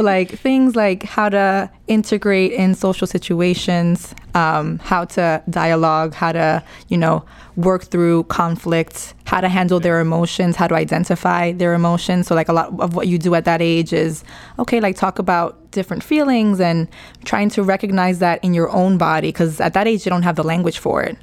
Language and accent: English; New York City, New York, United States; I'm from the Bronx. Um, born and raised